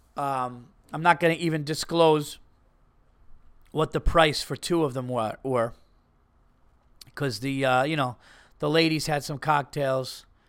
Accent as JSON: {"language": "English", "region": "New York", "country": "United States", "said": "a New Yorker, an East Coast guy"}